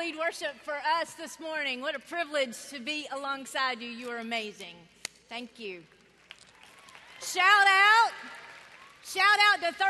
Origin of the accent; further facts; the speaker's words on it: North Carolina, United States; I was born in North Carolina